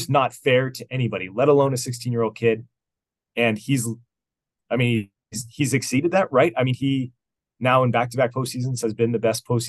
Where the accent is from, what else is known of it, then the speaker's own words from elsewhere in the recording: Las Vegas, Nevada, United States; I was born in Las Vegas